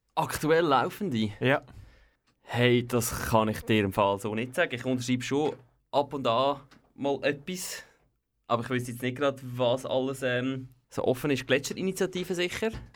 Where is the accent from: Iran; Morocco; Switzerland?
Switzerland; hier bei uns in der Schweiz